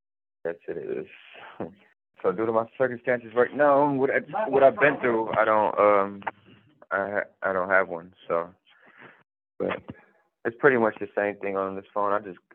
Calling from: Warren Correctional Institution, Ohio, United States; I'm calling from Warren Correctional Institution, state of Ohio.

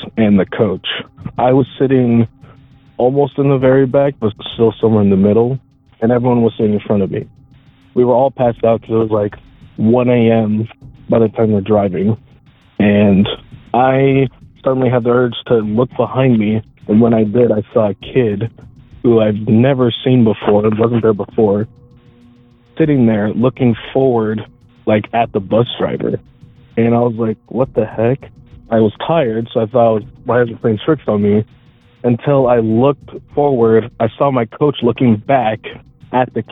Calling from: Weed, California, United States; I'm calling from Siskiyou County, more specifically Weed, California

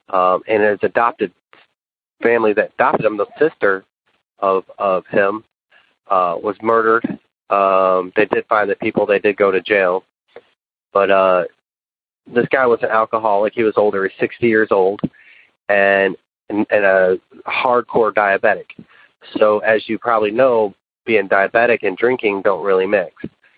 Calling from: West Tennessee, United States; I'm calling you from West Tennessee. I work at a car dealership. I'm 40 years old.

